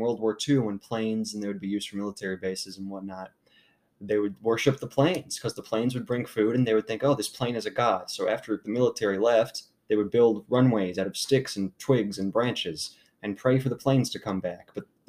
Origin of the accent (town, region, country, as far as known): United States